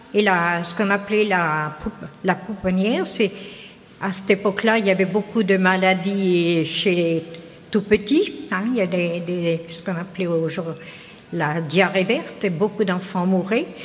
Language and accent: French; Tourgéville, Normandy, France; je suis originaire de Tourgéville-sur-Mer